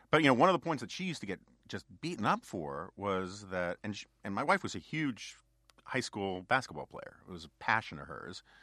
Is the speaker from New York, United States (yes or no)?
yes; New York City, New York, United States; born or raised there